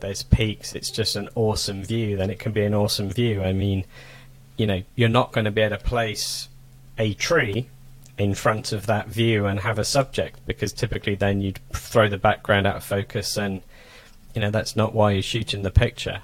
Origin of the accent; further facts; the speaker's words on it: England, United Kingdom; moved away as an adult; also born or lived in Toulouse, France / Germany; now in United States; I come from England, was brought up in England, spent a long time in Europe, Northern Europe.